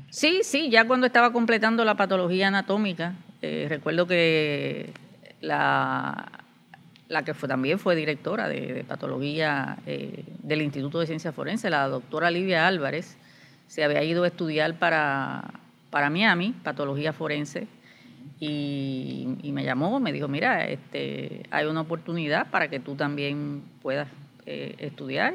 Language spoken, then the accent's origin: Spanish; Puerto Plata, Dominican Republic; moved away as an adult; now in Puerto Rico; yo soy dominicana, nací en la ciudad de Puerto Plata, que es una ciudad costera que está al norte de la República Dominicana